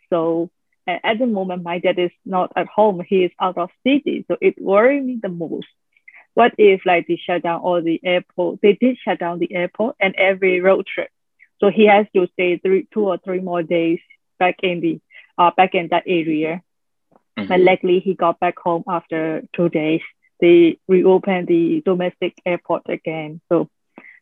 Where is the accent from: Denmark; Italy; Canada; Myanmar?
Myanmar; born or raised there; moved away as an adult; also born or lived in Netherlands